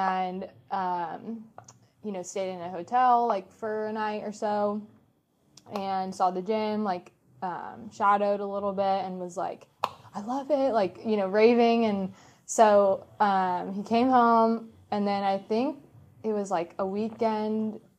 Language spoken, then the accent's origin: English; Orlando, Florida, United States; when I would say I was from Orlando, they're like, what brought you here?